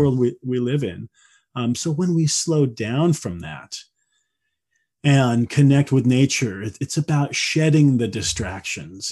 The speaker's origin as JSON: {"language": "English", "region": "Midwest", "country": "United States", "tie": "born or raised there", "said": "I grew up in the Midwest, you know, in the eighties"}